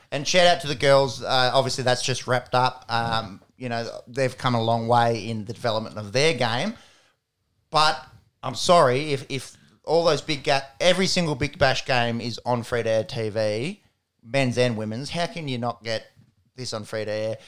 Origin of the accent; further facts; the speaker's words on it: Australia; an Australian basketball fan